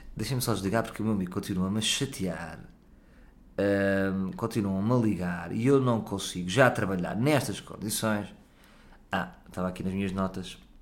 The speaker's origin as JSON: {"language": "Portuguese", "country": "Portugal", "said": "Também sou português"}